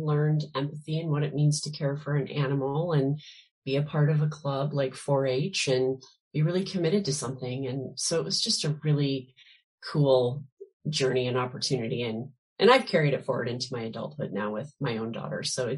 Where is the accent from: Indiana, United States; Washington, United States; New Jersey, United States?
Washington, United States; Spokane; now in Seattle, United States; I am actually from Spokane, Washington. Okay. That's where I grew up. Yep. And I live in Seattle now, but I grew up on a little farm in Spokane and was a very lucky kid.